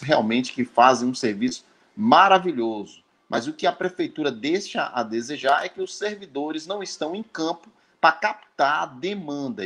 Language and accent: Portuguese; Northeast Region, Brazil; now in Santa Cruz Cabrália, Brazil; Eu sou do Nordeste, estou aqui em Santa Cruz Cabralha